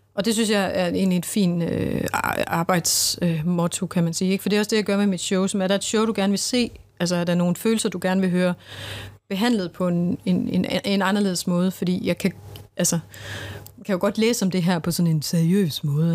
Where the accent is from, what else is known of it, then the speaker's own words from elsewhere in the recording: Central Jutland, Central Denmark Region, Denmark; jeg kommer også fra Midtjylland